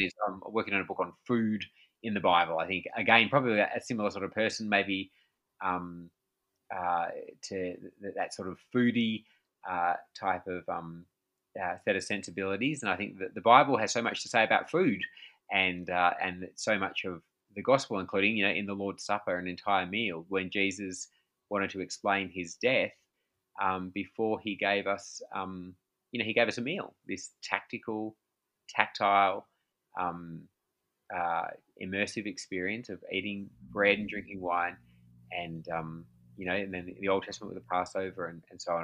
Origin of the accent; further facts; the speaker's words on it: Australia; I'm from Australia